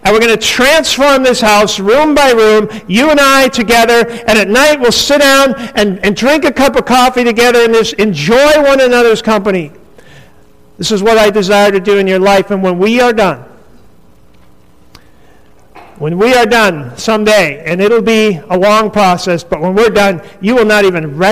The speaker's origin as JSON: {"language": "English", "region": "North Dakota", "country": "United States", "tie": "born or raised there", "said": "I grew up in North Dakota"}